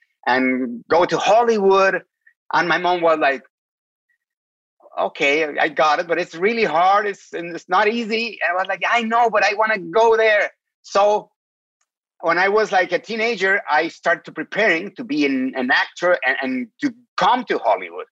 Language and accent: English; Mexico City, Mexico; English is a second language; moved away as an adult; now in United States; I was born and raised in Mexico City